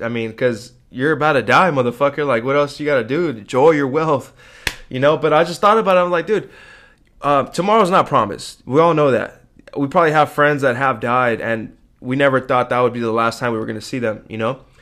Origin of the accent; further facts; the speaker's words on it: United States; as an American